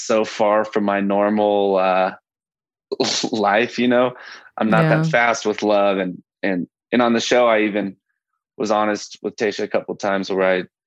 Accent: Tulsa, Oklahoma, United States; moved away as an adult; now in Colorado, United States; I'm originally from Tulsa, Oklahoma, and I'm a travel nurse

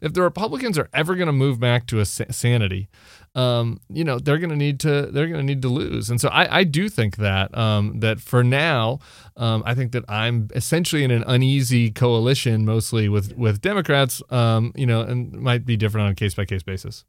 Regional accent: Colorado, United States; I'm from Colorado.

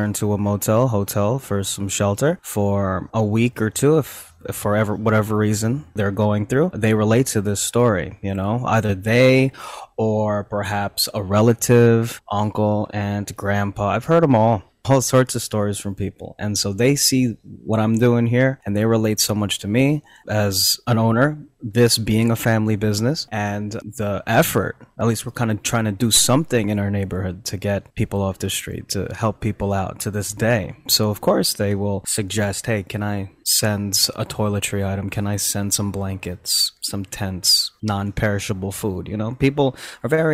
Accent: New Jersey, United States; also born or lived in Philippines; I was born in the Philippines, but very much raised in New Jersey

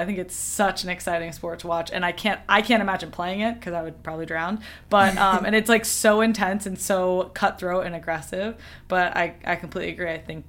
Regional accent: Georgia, United States; I grew up in Georgia, there was no water polo.

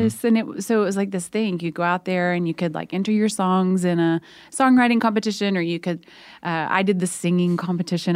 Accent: Oklahoma, United States; we're both from Oklahoma

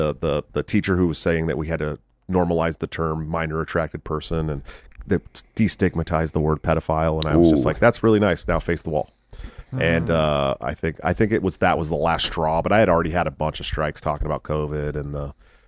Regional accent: California, United States; I'm from California. It'd be a $20 million, easy $20 million deal where I'm from.

